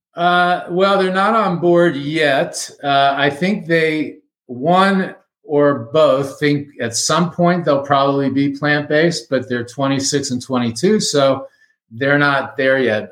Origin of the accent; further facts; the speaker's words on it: Miami, Florida, United States; moved away as an adult; now in Fort Collins, United States; I'm a native Miamian, lived there 60 years, transplanted to Fort Collins, Colorado